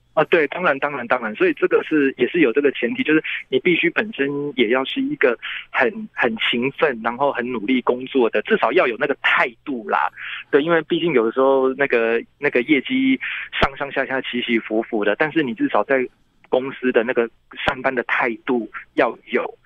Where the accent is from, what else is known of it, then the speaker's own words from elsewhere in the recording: Taipei, Taiwan; 因为我是台北人